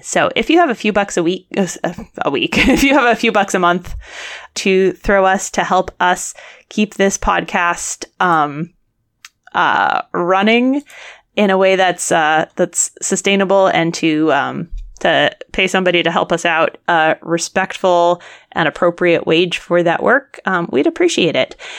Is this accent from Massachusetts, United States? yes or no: yes; Worcester, Massachusetts, United States; my hometown of Worcester, Massachusetts